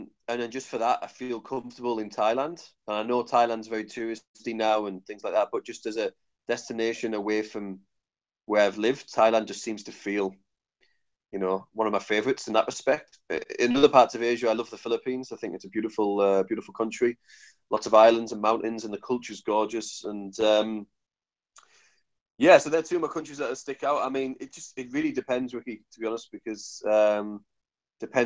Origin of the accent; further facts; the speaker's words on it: North East England, United Kingdom; moved away as an adult; also born or lived in Australia / New Zealand; my accent might be a little bit challenging to understand, but I'm from the northeast of England